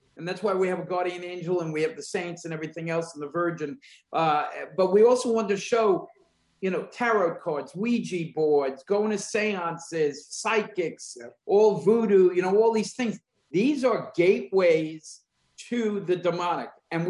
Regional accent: New Jersey, United States; We're two guys from New Jersey.

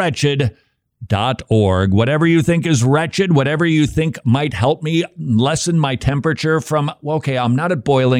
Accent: Scotland, United Kingdom; accent: Scottish brogue; my Scottish accent, my brogue

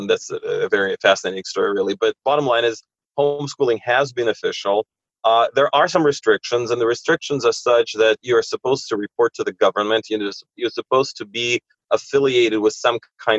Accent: Russia

